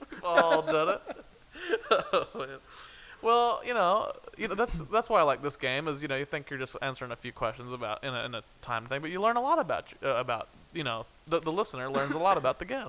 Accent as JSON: {"language": "English", "region": "Kansas", "country": "United States", "said": "I'm from Kansas."}